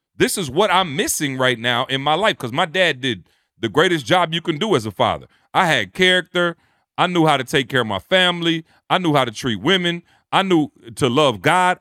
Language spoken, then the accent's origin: English; Detroit, Michigan, United States; also born or lived in Lansing, Michigan; I come from Detroit, Michigan, Lansing, Michigan